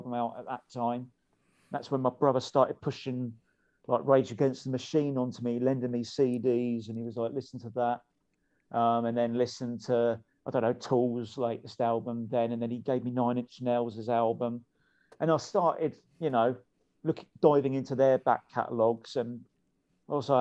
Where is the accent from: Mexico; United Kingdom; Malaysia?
United Kingdom; Eastleigh, South East England; where I'm really from, no one's ever heard of it. But it's called Eastleigh